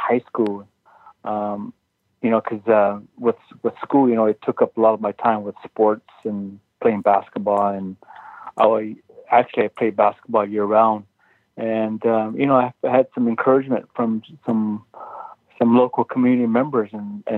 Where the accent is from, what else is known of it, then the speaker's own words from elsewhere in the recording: Tama, Iowa, United States; I'm from the Meskwaki Nation, which is in central part of the state of Iowa